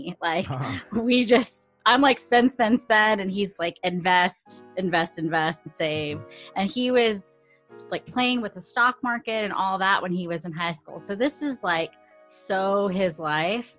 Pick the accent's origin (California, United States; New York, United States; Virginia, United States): California, United States; Fresno; moved away as an adult; now in San Pedro, United States; when I moved to San Pedro, we're both from Fresno